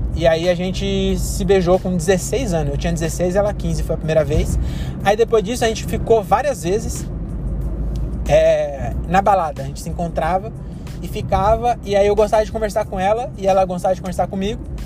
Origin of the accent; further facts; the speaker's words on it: Brazil; also born or lived in São Paulo; Nós somos brasileiros